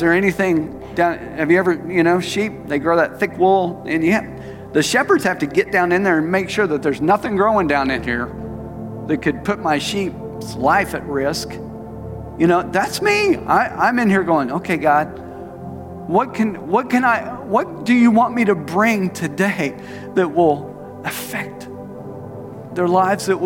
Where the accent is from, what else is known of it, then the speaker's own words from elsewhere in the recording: Tulsa, Oklahoma, United States; He was my pastor growing up in Tulsa